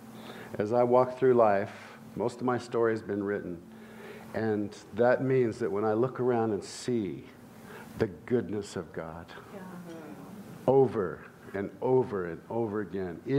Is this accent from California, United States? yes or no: yes; Santa Barbara, California, United States; I grew up in Santa Barbara, California